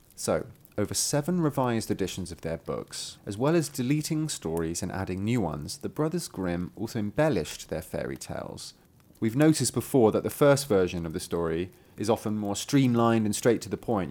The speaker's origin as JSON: {"language": "English", "country": "United Kingdom", "said": "I'm British"}